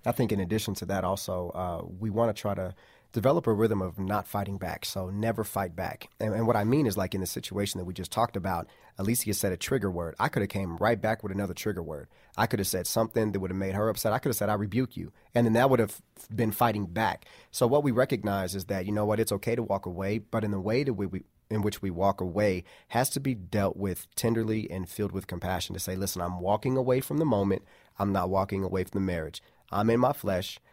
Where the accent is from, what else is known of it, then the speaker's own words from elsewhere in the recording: Midwest, United States; we grew up in the Midwest.